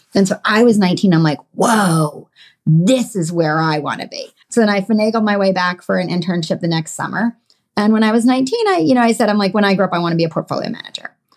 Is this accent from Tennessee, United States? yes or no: no; Connecticut, United States; I grew up in Connecticut in a suburb of New York City